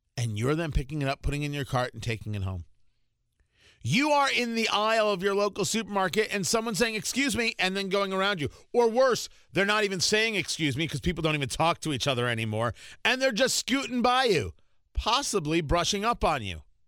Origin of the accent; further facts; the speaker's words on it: New Jersey, United States; I grew up in Jersey